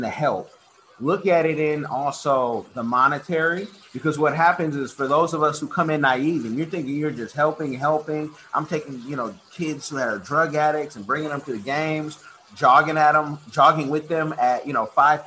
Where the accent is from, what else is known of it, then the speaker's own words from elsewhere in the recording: the Bay Area, California, United States; now in Florida, United States; I grew up in California in the Bay Area